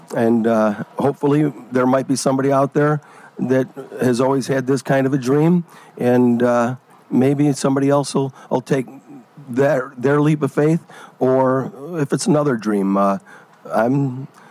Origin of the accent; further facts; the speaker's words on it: Oak Forest, Illinois, United States; moved away as an adult; also born or lived in Tinley Park; now in Ontario, Canada; I grew up in the southern suburbs, and uh, I, we, I grew up in Oak Forest